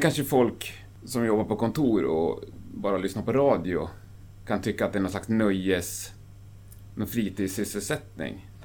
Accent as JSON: {"language": "Swedish", "town": "Gävle", "region": "Gävleborg County", "country": "Sweden", "said": "Jag är från Gävle"}